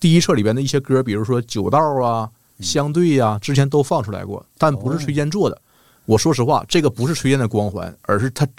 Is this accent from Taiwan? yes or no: no; Northeast China, China; accent: Northeastern Mandarin; 因为我们东北话说很敞亮、很豪爽，有什么事儿说开了的人。